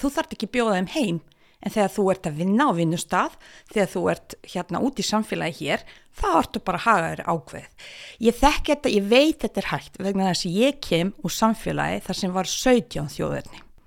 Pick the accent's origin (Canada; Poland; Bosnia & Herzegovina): Bosnia & Herzegovina; now in Iceland; mínum heimabæ